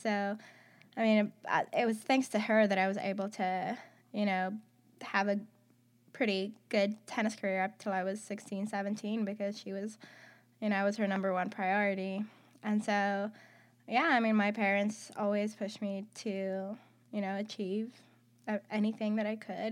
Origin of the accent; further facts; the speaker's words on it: Athens, Attica, Greece; moved away as an adult; also born or lived in Houston, Texas / Kansas; I am from Athens, Greece. I was born in Athens.